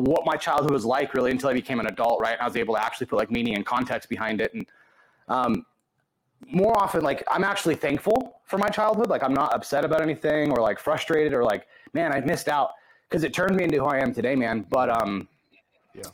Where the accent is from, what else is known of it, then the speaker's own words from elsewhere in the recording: Hemet, California, United States; I grew up in a little town outside of Los Angeles County, outside of Orange County and Riverside County, but the town was called Hemet.